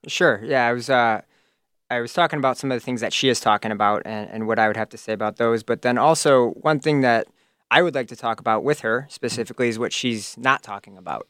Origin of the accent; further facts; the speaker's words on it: Crystal Lake, Illinois, United States; also born or lived in Woodstock, Illinois; I grew up in Crystal Lake, currently a resident